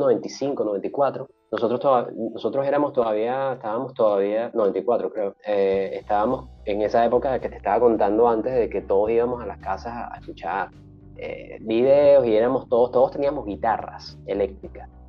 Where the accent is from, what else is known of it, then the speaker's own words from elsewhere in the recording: Caracas, Capital District, Venezuela; moved away; nací en el, 79, eh, en la ciudad de Caracas.